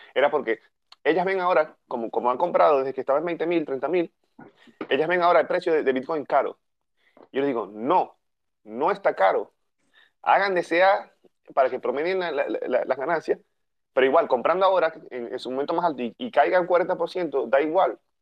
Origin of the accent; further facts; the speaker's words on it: Venezuela; moved away; Somos de Venezuela, que estamos en diferentes partes del mundo